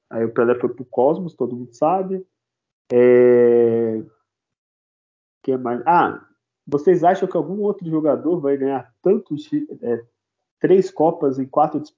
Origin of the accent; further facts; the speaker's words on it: Santos, São Paulo, Brazil; born there; E, e digo mais, eu, eu ainda nasci em Santos, talvez eu seria Santista.